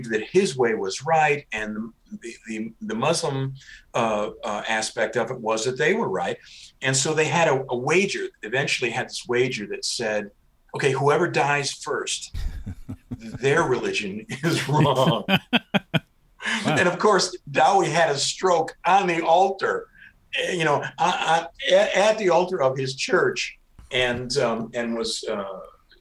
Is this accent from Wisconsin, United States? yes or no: no; Zion, Illinois, United States; growing up as a kid there